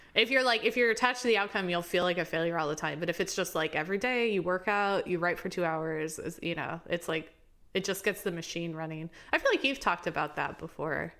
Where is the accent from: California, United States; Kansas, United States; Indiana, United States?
Indiana, United States; Indianapolis; moved away; also born or lived in Baltimore; I'm from Indianapolis